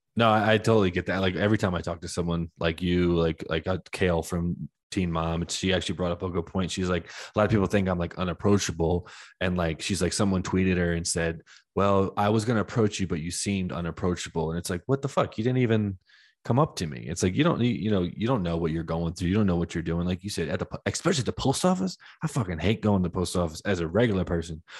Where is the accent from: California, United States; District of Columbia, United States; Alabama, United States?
District of Columbia, United States; Washington; also born or lived in Charlotte, North Carolina; I moved back home to D C